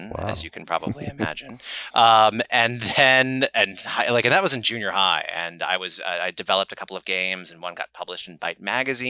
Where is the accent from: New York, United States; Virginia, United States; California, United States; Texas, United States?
California, United States; Silicon Valley; I grew up in Silicon Valley.